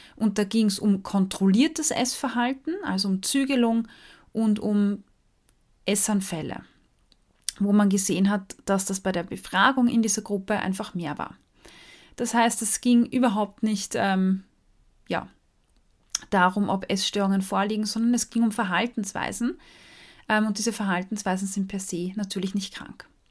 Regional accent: Austria; als Österreicherin

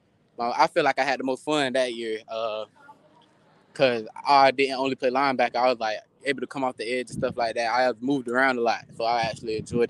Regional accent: Gainesville, Florida, United States; I'm from Gainesville, Florida

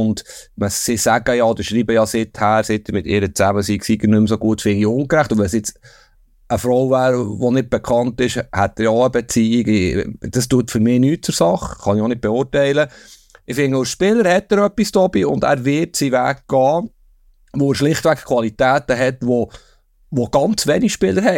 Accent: Bern, Switzerland; ich komme aus Bern

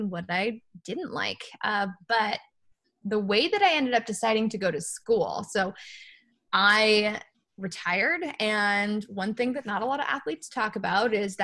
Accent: East Coast, United States; also born or lived in Los Angeles, United States; now in Boston, United States; I grew up on the East Coast, and literally packed my bags and moved to Boston

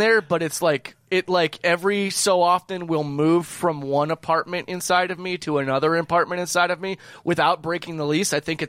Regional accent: Cedar Rapids, Iowa, United States; The Cedar Rapids single-A baseball team, my hometown's single-A team

